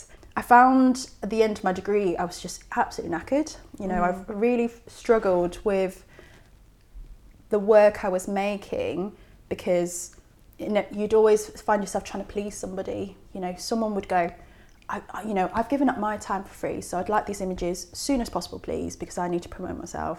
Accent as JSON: {"language": "English", "area": "Essex", "region": "East of England", "country": "United Kingdom", "tie": "born or raised there", "also_born_or_lived": "High Wycombe", "said": "I did a little bit of growing up in High Wycombe, but mainly in Essex, where there are not many mountains"}